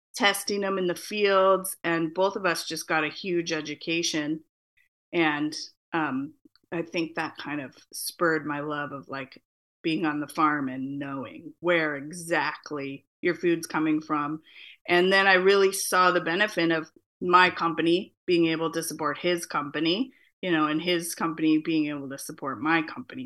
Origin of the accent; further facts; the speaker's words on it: Phoenix, Arizona, United States; now in Portland, United States; I am a Chicana living in Portland, Oregon, uh, born and raised in Phoenix, Arizona.